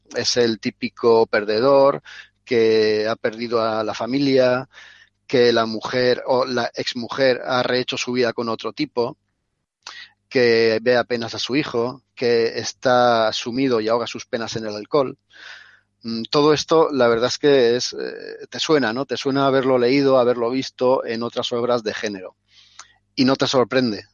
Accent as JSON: {"language": "Spanish", "country": "Spain", "said": "somos los españoles"}